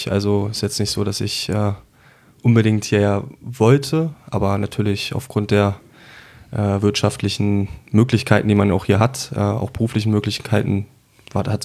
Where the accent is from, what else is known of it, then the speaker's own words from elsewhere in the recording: Berlin, Germany; Ich bin ebenfalls aus Berlin, ein Exil-Hatana jetzt äh, hier im Rhein-Main-Gebiet seit zwei Jahren, auf den Tag genau heute. Ähm, aufgewachsen bin ich in Tempelhof im äh, schönen äh